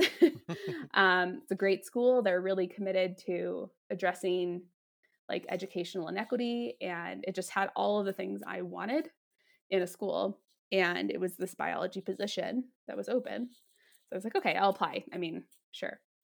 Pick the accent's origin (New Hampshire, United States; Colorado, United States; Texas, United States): Colorado, United States; Denver; also born or lived in Washington, D.C.; I'm from Denver from Colorado